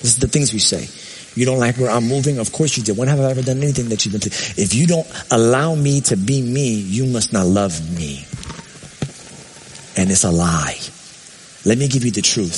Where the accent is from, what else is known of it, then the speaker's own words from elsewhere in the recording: New York, United States; I'm from New York.